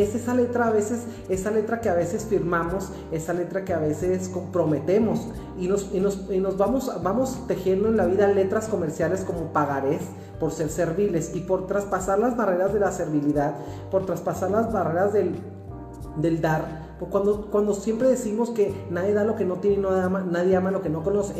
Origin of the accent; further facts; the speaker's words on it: Mexico; orgullosamente mexicano que soy